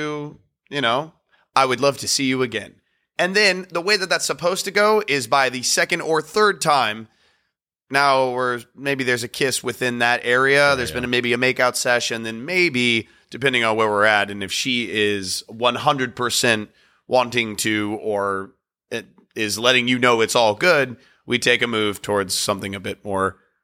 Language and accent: English; Virginia, United States; moved away as an adult; also born or lived in North Carolina; now in New York, United States; I was born and raised in Virginia, and he was born and raised in North Carolina. I went to school in North Carolina.